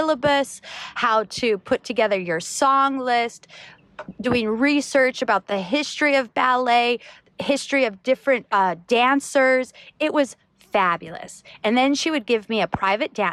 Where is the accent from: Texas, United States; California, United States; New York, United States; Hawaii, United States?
Hawaii, United States; Maui; my parents have a charter company here in Hawaii